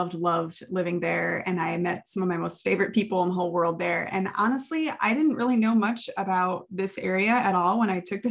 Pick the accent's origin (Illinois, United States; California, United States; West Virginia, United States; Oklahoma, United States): Illinois, United States; Chicago; moved away as an adult; also born or lived in Lubbock, Texas / Plattsburgh, New York; now in Plattsburgh area, United States; we're both from the Midwest, actually. He's from Minnesota. I'm from the Chicagoland area.